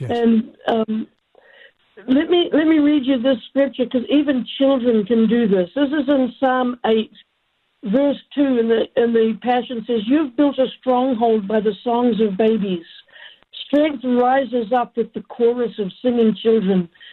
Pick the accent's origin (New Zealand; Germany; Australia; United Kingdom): New Zealand; now in United States; I'm an American citizen now, even though I'm a New Zealander by birth